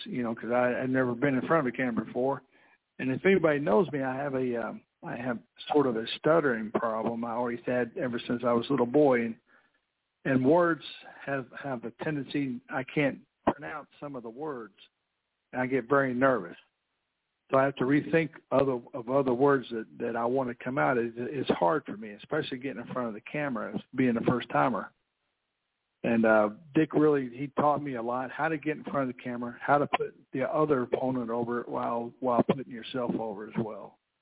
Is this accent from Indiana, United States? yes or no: yes; New Albany, Indiana, United States; I'm from originally from New Albany, Indiana.